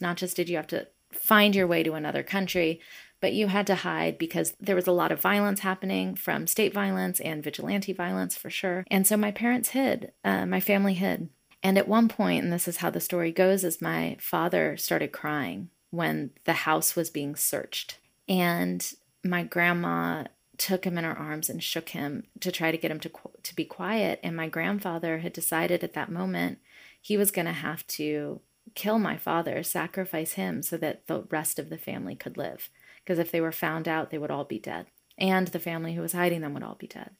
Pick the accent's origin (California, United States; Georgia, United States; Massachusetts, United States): Georgia, United States; Atlanta; Growing up in the South, in Atlanta, Georgia, in the eighties